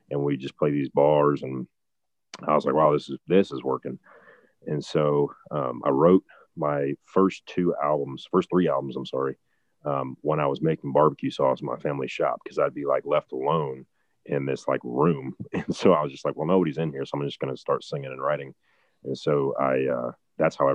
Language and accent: English; Ohio, United States; and then I was like the guy from Ohio